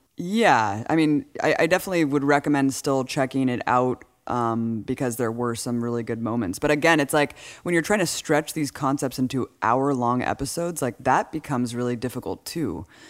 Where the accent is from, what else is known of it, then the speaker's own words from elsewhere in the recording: California, United States; growing up in California